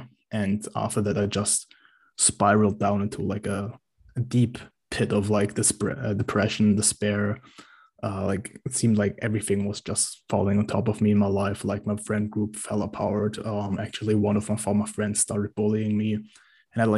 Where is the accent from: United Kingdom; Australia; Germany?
Germany; I'm from Germany